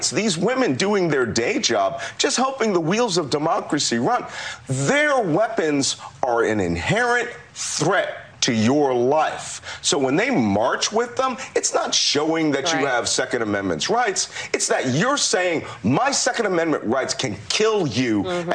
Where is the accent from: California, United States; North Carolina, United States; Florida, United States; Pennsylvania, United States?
Pennsylvania, United States; Philadelphia; I'm a Philadelphian